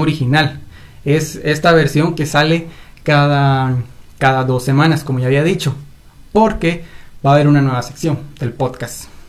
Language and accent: Spanish; Guatemala; aquí en mi queridísimo país llamado Guatemala